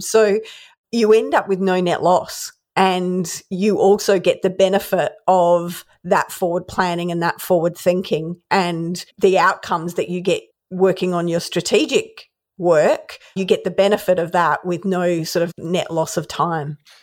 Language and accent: English; Adelaide, South Australia, Australia; Growing up in Adelaide